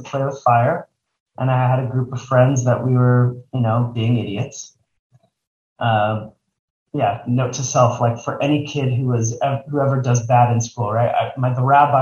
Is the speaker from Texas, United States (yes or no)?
yes; Texas, United States; now in Los Angeles, United States; I grew up in Texas